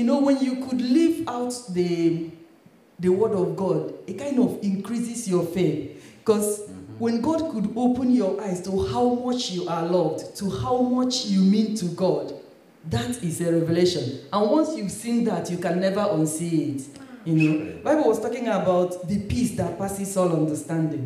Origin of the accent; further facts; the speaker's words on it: Nigeria; moved away as an adult; now in United Kingdom; I grew up in Nigeria and I was a Christian, Pentecostal